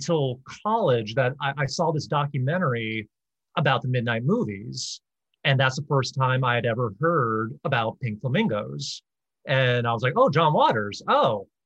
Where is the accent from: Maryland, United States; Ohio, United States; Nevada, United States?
Maryland, United States; Baltimore; growing up in Baltimore